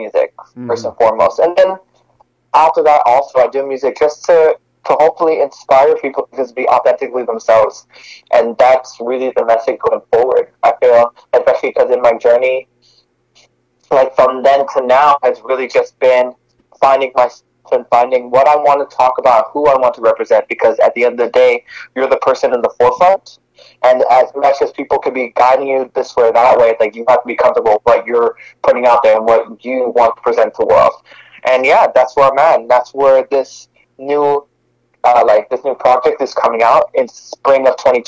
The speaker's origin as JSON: {"language": "English", "town": "Montreal", "region": "Quebec", "country": "Canada", "moved": "yes", "lives_now": "Toronto, Canada", "said": "I'm originally from Montreal, but right now I'm based in Toronto, Canada."}